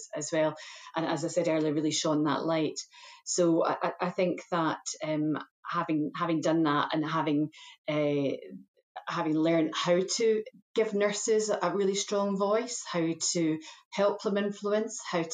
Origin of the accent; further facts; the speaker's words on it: Scotland, United Kingdom; moved away as an adult; also born or lived in England; I've been working in England for many years, but I am Scottish trained, educated, and have worked in Scotland for many years too, and was very keen to return.